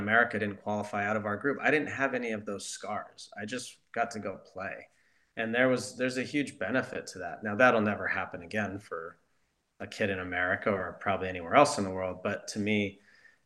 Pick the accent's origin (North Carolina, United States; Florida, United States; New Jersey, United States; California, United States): California, United States; Southern; also born or lived in Leverkusen, Germany; growing up in Southern California